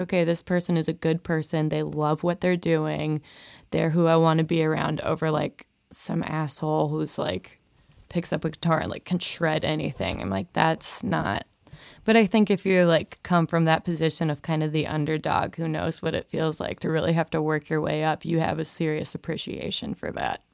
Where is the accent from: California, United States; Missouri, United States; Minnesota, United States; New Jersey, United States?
Minnesota, United States; Rosemount; moved away as an adult; now in Nashville, United States; I grew up in Minnesota